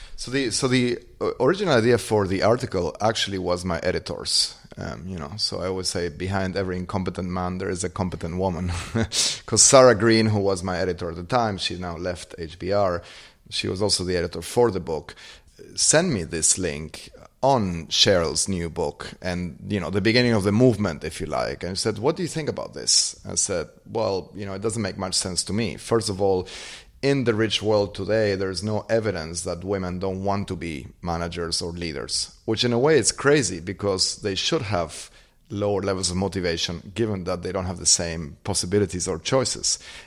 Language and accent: English; Argentina; Growing up in Argentina, you could see at any point in time the problems that incompetent leadership causes.